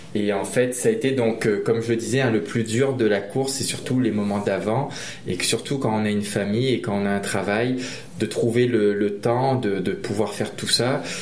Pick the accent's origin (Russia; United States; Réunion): Réunion; je suis originaire de l'île de la Réunion, une petite île française dans l'océan Indien